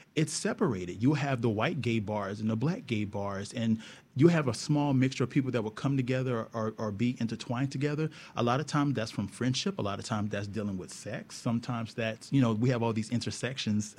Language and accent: English; Houston, Texas, United States; growing up playing football in Texas. I'm from Texas, from Houston